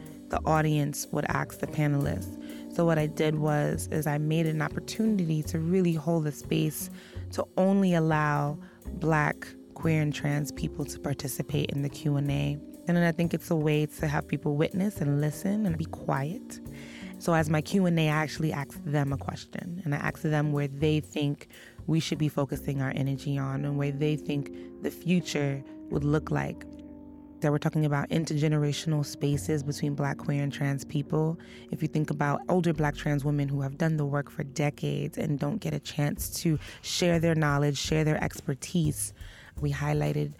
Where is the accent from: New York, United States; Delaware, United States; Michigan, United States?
New York, United States; New York City; I come from Brooklyn, East New York. I come from, quote unquote, the inner city. I grew up, you know, witnessing violence